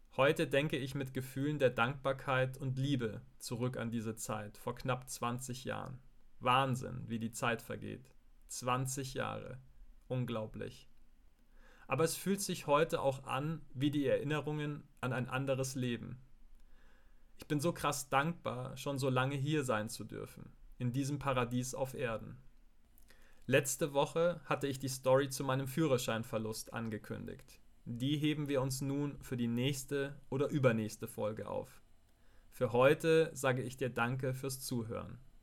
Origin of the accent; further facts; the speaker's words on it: Gilching, Bavaria, Germany; im Altenheim in Gilching, meinem Heimatort